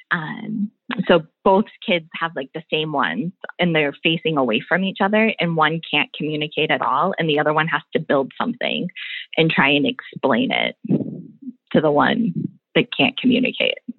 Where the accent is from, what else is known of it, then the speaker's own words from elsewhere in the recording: Midwest, United States; born there; Oh, you know, I was born in the Midwest, but I don't really sound like I'm from the Midwest.